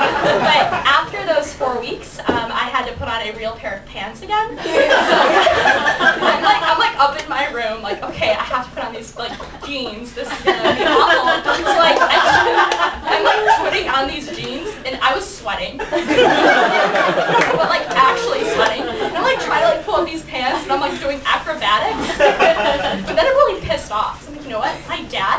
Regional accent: Chicago suburb, Illinois, United States; moved away as an adult; now in Chapel Hill, United States; I'm from Chicago, but really a suburb

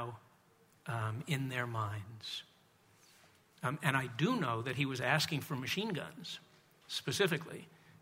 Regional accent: United States; I come from the United States

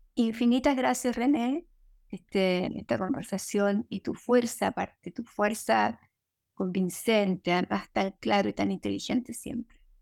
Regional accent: Chile

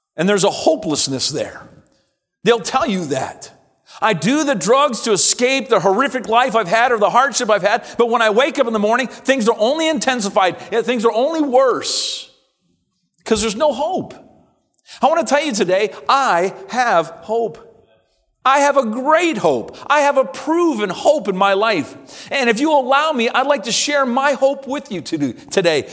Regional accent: Simcoe, Ontario, Canada; moved away as an adult; I was born and raised here in Simcoe and attended this church from a child all the way up to college

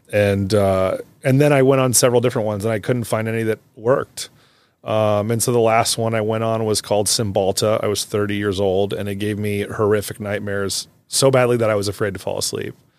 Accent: Davenport, Iowa, United States; I grew up in Davenport

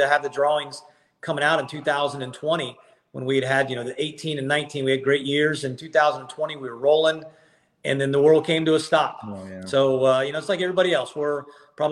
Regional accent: Ohio, United States; now in Athens, Georgia, United States; I was born in Ohio, and I coached at Kent State

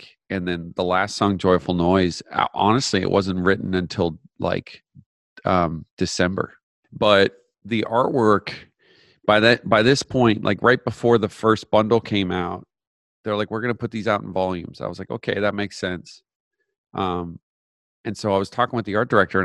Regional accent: Canada; I grew up in Canada

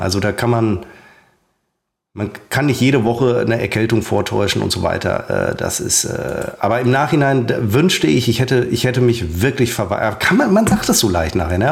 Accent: Münster, North Rhine-Westphalia, Germany; moved away; waren wir dann in Hiltrup. Das ist der, mein Geburtsort, ein Vorort von äh, von Münster

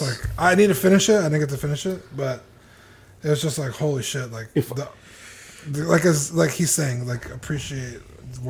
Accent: Canada; As a Canadian, I want to hear what John has to say.

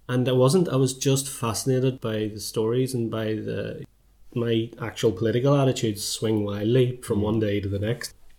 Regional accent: Belfast, Northern Ireland, United Kingdom; moved away as an adult; now in Dublin, Ireland; as I was growing up in North Belfast

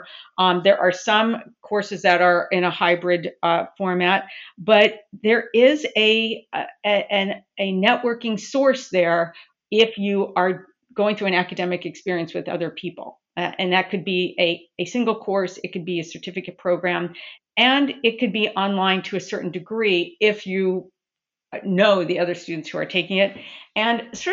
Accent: Southern California, United States; I'm originally from Southern California

